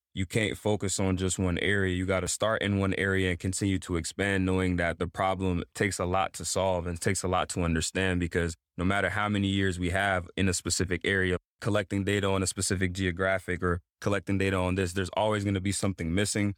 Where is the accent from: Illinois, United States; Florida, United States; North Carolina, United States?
North Carolina, United States; Greensboro; also born or lived in Togo; Pretty much grew up in Greensboro, North Carolina